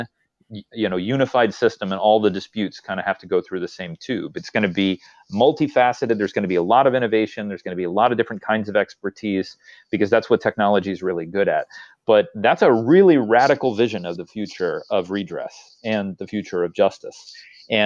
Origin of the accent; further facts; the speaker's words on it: Texas, United States; when I was growing up in Texas.